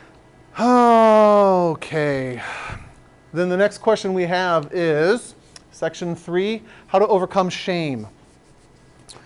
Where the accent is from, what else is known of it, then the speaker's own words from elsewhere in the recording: San Diego, California, United States; now in Oregon, United States; I grew up in San Diego